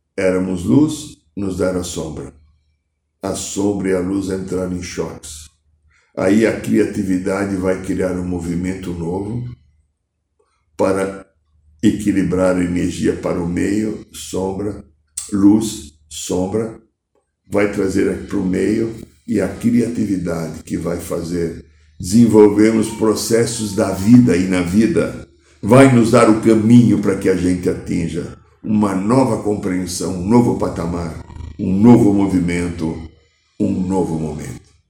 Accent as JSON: {"language": "Portuguese", "region": "São Paulo", "country": "Brazil", "tie": "born or raised there", "said": "que eu via quando era criança aqui em São Paulo"}